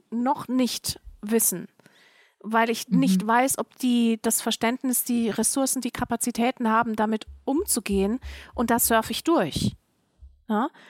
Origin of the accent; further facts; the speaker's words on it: Germany; born there; nein, meine Frau, nein, ich bin in Deutschland geboren. Ja, meine Eltern auch.